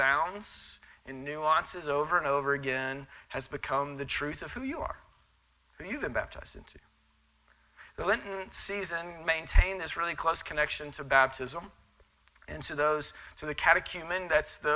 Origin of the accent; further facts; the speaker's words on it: Texas, United States; I'm Texan